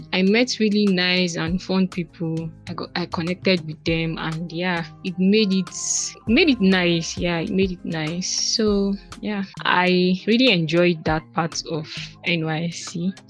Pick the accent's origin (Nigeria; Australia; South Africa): Nigeria; Kaduna, Kaduna State; I was born in Kaduna. I still live in Kaduna. Like, I've spent my whole life in Kaduna.